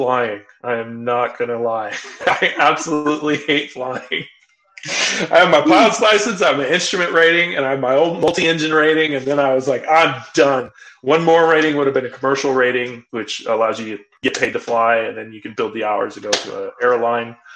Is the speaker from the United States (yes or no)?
yes; California, United States; moved away as an adult; now in Utah, United States; we moved from California, grew up in California, been in California my entire life